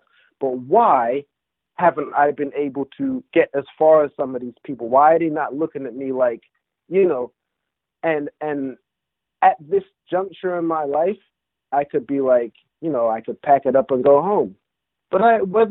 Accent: England, United Kingdom; moved away; I grew up in England, listening to, you know, my family being Jamaican

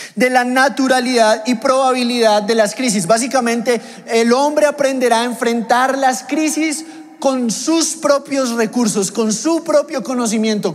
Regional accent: Mexico; moved away; yo vengo de México y en México pues a la gente le gusta la comida y las porciones grandes

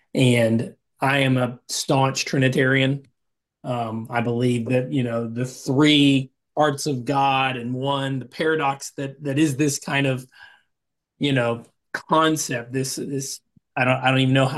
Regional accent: Atlanta, Georgia, United States; growing up in Southern Baptist Church in the Deep South, Atlanta, right?

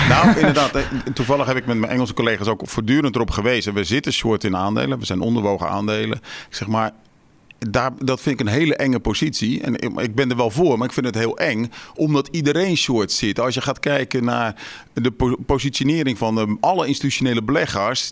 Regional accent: Westland, South Holland, Netherlands; ik kom uit het Westland

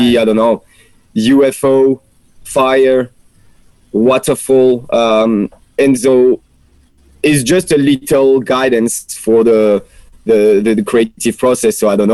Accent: France; accent: French; English is a second language; moved away as an adult; now in Australia; it's my French accent. I can't really hide it despite 5 years here

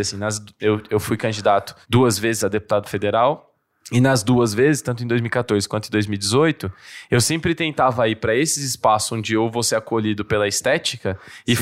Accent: São Carlos, São Paulo, Brazil; accent: caipira; moved away as an adult; also born or lived in Dois Córregos; now in São Paulo, Brazil; Eu nasci em São Carlos, também fui criado em Dois Córregos, que é uma cidade é, do lado de Jaú, Bauru

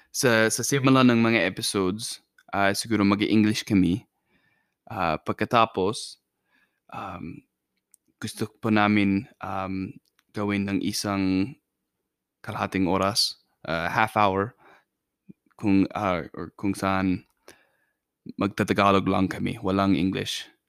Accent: Idaho, United States; Tagalog is a second language; also born or lived in Philippines; Amerikano ako. At um, nanatira ako na yun sa, sa Idaho, sa, sa US

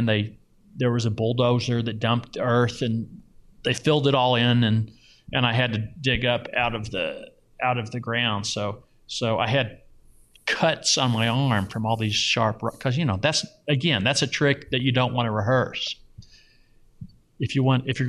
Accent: Louisville, Kentucky, United States; now in Las Vegas, United States; I grew up mainly in Louisville in the suburbs, middle class neighborhood in the suburbs.

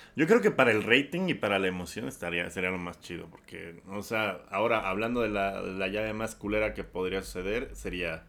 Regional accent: Mexico; como mexicano millennial

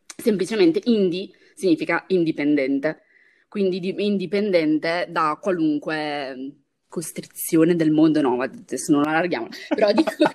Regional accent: Brescia, Lombardy, Italy; io sono di Brescia

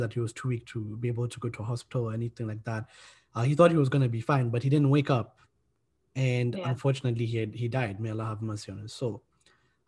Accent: Kenya; moved away as an adult; now in Cardiff, United Kingdom; I'm from Kenya

